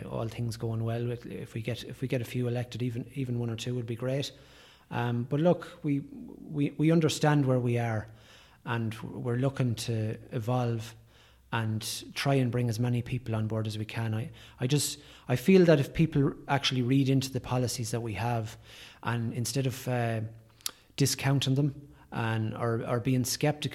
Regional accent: Drumshanbo, Leitrim, Ireland; I grew up in Drumshanbo

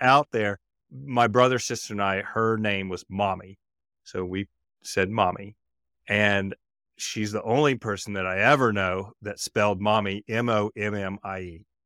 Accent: Mississippi, United States; growing up in Mississippi

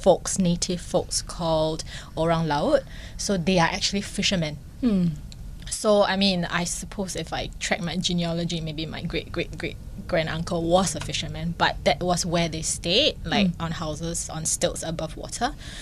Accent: Singapore; moved away; growing up in Singapore back in the 80s

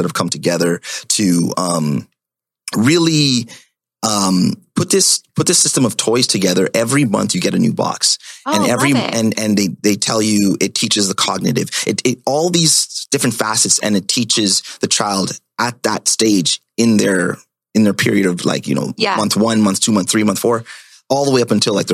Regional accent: Ottawa, Ontario, Canada; now in Toronto, Canada; that's where I'm from, that's where I grew up.

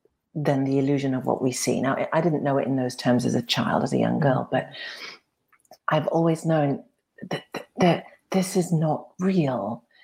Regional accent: Cairo, Cairo Governorate, Egypt; I grew up in the Middle East, and when I was coming home from school, this is in Cairo, being dropped off in this dusty, devoid of nature place

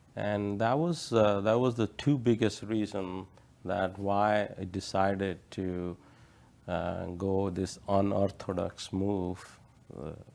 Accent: India; moved away; I grew up in India

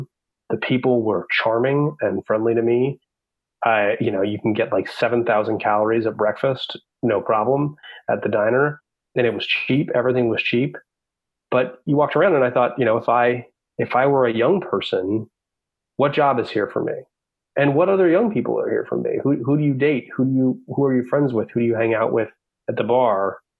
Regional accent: the West, United States; I'm from the West, so we think a lot about water.

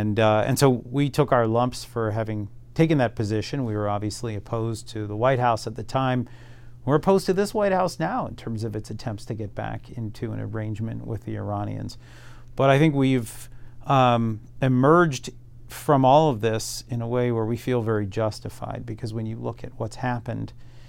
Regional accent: Philadelphia, Pennsylvania, United States; moved away as an adult; also born or lived in Atlanta / Jerusalem / Cairo / London; I'm originally from Philadelphia, studied at Emory University in Atlanta, went on to get a master's degree at Hebrew University in Jerusalem. I studied Arabic and Hebrew.

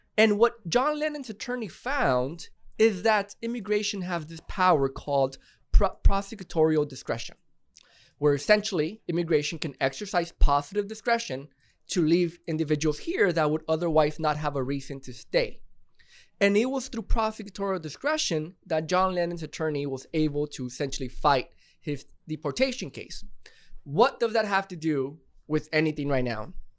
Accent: Monterrey, Nuevo León, Mexico; I'm from Monterrey

